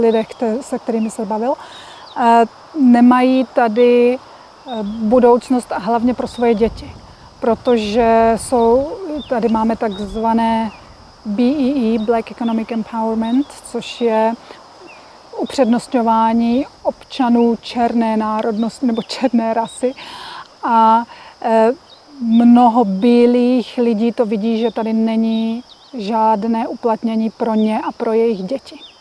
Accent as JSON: {"language": "Czech", "country": "Czechia", "moved": "yes"}